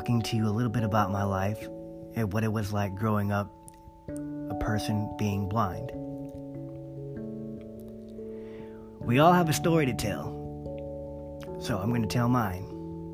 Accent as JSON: {"language": "English", "area": "Monterey Bay area", "region": "California", "country": "United States", "tie": "born or raised there", "said": "I've grown up around here in the Monterey Bay area, my hometown."}